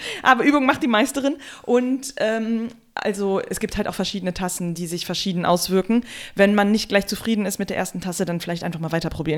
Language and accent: German; Germany; bei uns in Deutschland